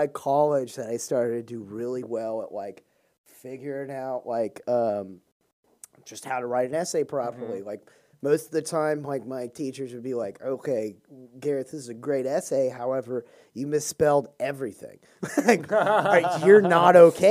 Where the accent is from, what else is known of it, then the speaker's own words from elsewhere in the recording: Houston, Texas, United States; accent: southern; I'm from Houston